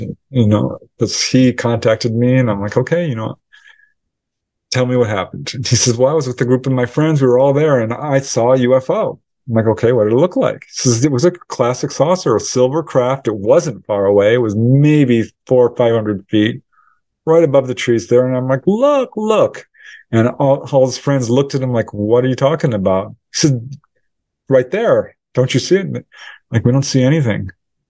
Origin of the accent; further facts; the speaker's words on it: Topanga, California, United States; my hometown of Topanga Canyon